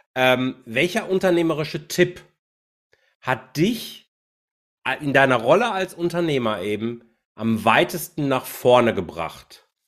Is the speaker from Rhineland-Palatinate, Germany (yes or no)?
no; Bochum, North Rhine-Westphalia, Germany; now in Haltern, Germany; mittlerweile wohne ich in Haltern, aber ich bin gebürtiger Bochumer